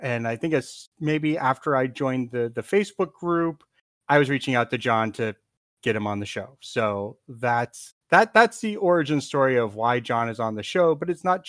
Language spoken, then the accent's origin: English; South Florida, United States; growing up in South Florida and having Everglades National Park down here and Biscayne Bay National Park